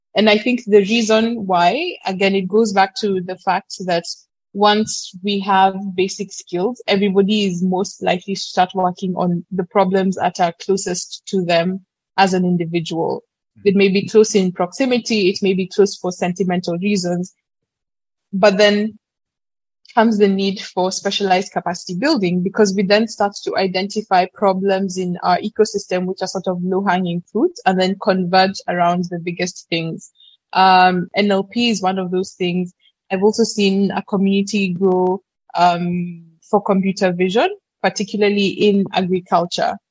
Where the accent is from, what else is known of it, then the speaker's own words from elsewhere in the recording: Kenya; born and bred in Kenya and essentially lived here for majority of 19 years of my life